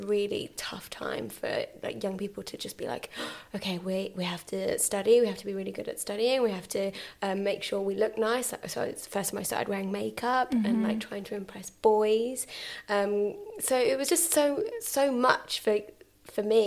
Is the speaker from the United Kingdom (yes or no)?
yes; Reading, South East England, United Kingdom; I grew up in Reading